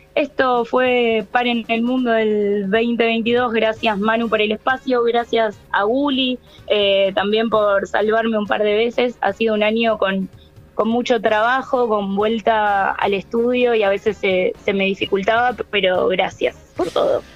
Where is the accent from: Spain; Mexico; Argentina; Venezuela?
Argentina